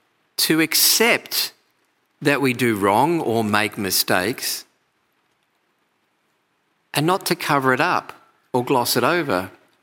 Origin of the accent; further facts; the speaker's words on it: Australia; also born or lived in England; I came out to Australia from England when I was 8 years old, and I went back when I was 25.